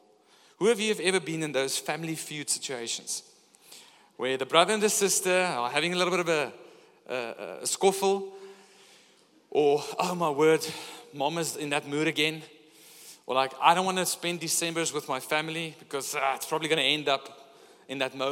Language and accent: English; Pretoria, Gauteng, South Africa; now in Gordons Bay, South Africa; Coming from up north, growing up in Pretoria